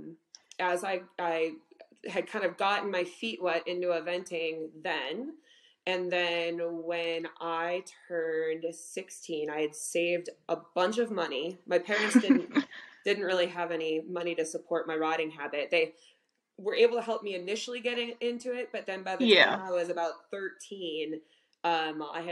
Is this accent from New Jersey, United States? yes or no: no; Homer Glen, Illinois, United States; I grew up in Homer Glen, Illinois